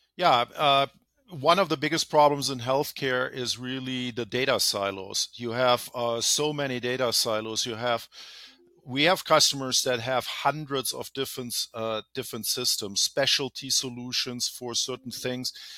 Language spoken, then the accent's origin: English; Germany; moved away as an adult; now in California, United States; I'm originally from Germany, live here in California for over twenty years.